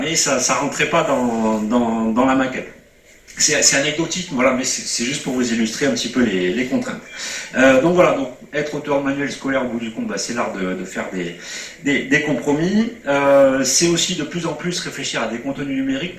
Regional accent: Montpellier, Occitania, France; quand on est provincial hein, comme moi, moi je suis montpelliérain

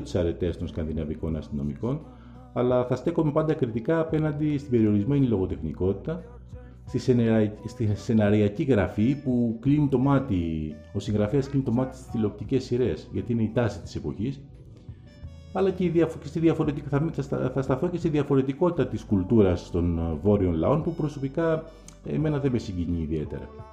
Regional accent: Athens, Attica, Greece; είναι και η πόλη μου η Αθήνα που τη γνωρίζω πολύ καλά

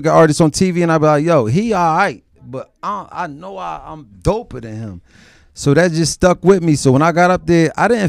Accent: Philadelphia, Pennsylvania, United States; growing up in Philadelphia

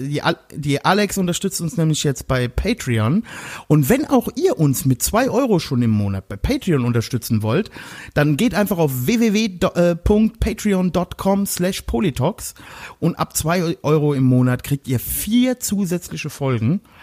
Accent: Germany; moved away; Ich komme ja aus dem Westerwald

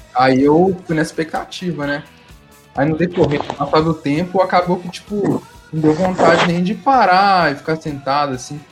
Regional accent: Pedro Leopoldo, Minas Gerais, Brazil; Sou de Pedro Leopoldo

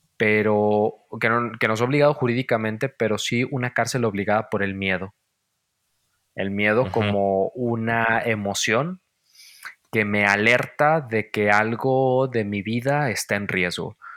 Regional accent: Valle de Guadalupe, Jalisco, Mexico; moved away; soy de un pueblo, ya lo sabes, y bueno, los que no sepan, soy de Valle de Guadalupe, un pueblo en los altos de Jalisco.

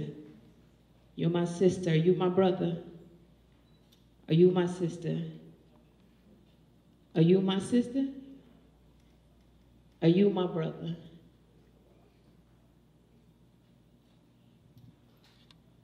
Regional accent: Jamaica; I'm Jamaican

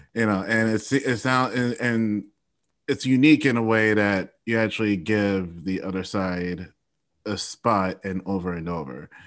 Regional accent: Ohio, United States; also born or lived in Florida; I'm from Ohio.

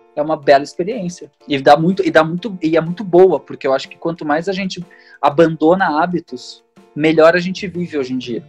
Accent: Porto Alegre, Rio Grande do Sul, Brazil; eu cresci tipo, né, tipo no Sarandi

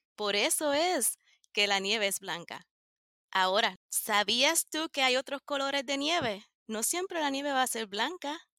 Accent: Puerto Rico; now in United States; Yo soy de Puerto Rico

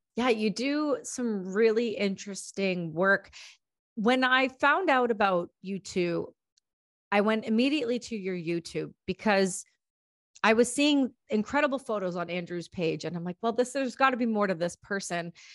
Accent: Ontario, Canada; I'm from Ontario, where not too far from where you guys actually are

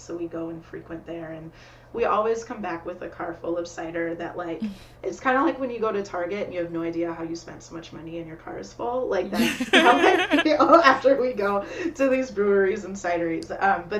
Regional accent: Saint Paul, Minnesota, United States; moved away as an adult; also born or lived in Chicago / Iowa; So I grew up in St. Paul. I currently live just south of Minneapolis. And for about a decade, I did not live here. So I lived in Chicago for 6 years. I also lived in Iowa for 4 years.

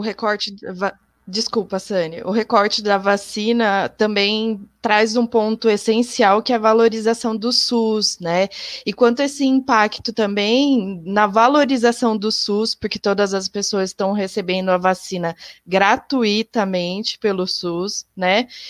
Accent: interior of São Paulo state, Brazil; eu sou aqui do interior do estado de São Paulo

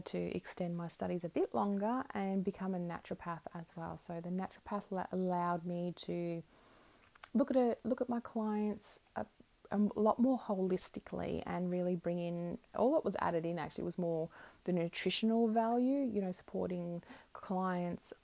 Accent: Melbourne, Victoria, Australia; moved away as an adult; also born or lived in Brisbane, Queensland; now in Queensland, Australia; I'm from Melbourne originally, so I was in Melbourne.

